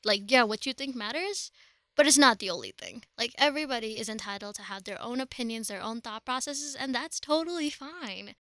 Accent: Dubai, United Arab Emirates; moved away as an adult; now in Colorado, United States; I was born and brought up in Dubai, which is in the United Arab Emirates, but my family's from India.

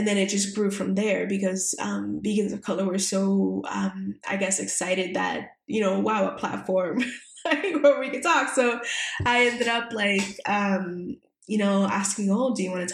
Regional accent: Puerto Rico; the island, which is where I'm from Puerto Rico

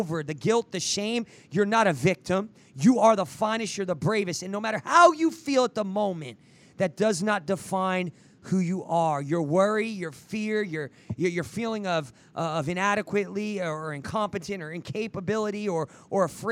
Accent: New Jersey, United States; now in Oklahoma, United States; I grew up in New Jersey

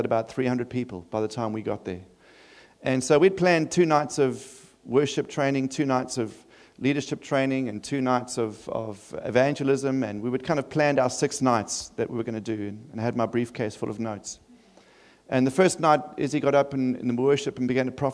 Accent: Durban, KwaZulu-Natal, South Africa; also born or lived in Adelaide; now in Sydney, Australia; I'm from Durban in South Africa.

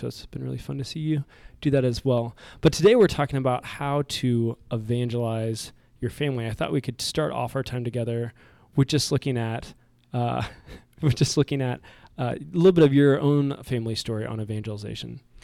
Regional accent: Kansas City, Kansas, United States; we're both from Kansas City

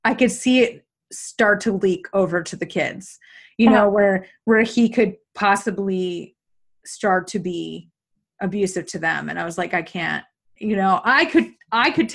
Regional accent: New York, United States; I'm from New York State too

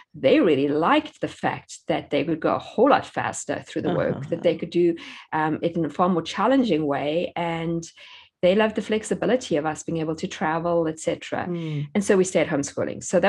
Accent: South Africa; moved away as an adult; now in United States; I grew up in South Africa, and that's where we had all our four children

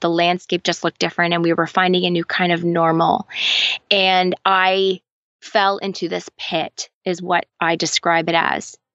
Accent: Canada; also born or lived in London, Ontario; I am Canadian

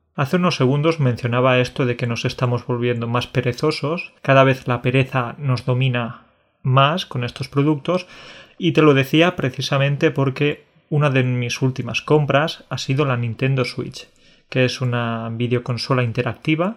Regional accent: Andalusia, Spain; also born or lived in Catalonia; soy mitad catalán, mitad andaluz, ¿sí? Porque nací en Cataluña, pero he vivido la mayor parte de mi vida en Andalucía

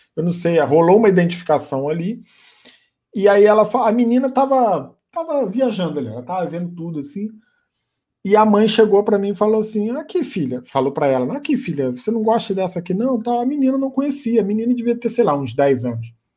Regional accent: Niterói, Rio de Janeiro, Brazil; Eu sou do Rio, de Niterói

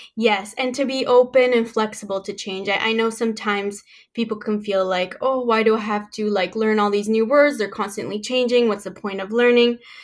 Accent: Canada; also born or lived in Mexico / Kingston, Ontario; I was born in Mexico and I moved to Canada when I was seven years old

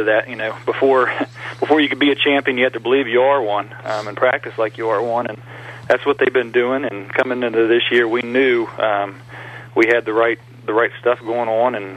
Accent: Tucker County, West Virginia, United States; I'm actually from Tucker County. I'm a product of Coach Gutschall. All of my hometown people will be there cheering us on

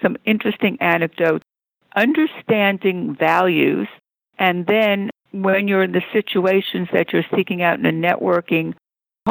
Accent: New York, United States; moved away as an adult; also born or lived in San Fernando Valley, California; now in Beverly Hills, United States; I grew up in New York, but I didn't do any real estate in New York.

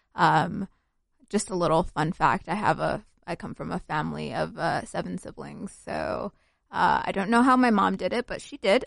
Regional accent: Salt Lake City, Utah, United States; also born or lived in Somalia; I grew up in Utah, but I was born in Somalia

